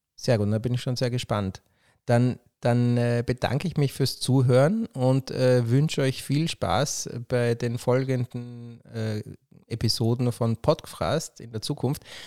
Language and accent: German; Vienna, Austria; als jemand, der in Wien aufgewachsen ist